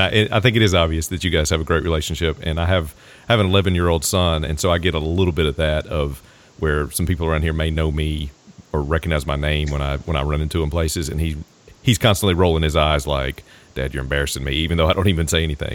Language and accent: English; Southern Virginia, United States; moved away; I grew up in Southern Virginia, so I was also a Redskin fan growing up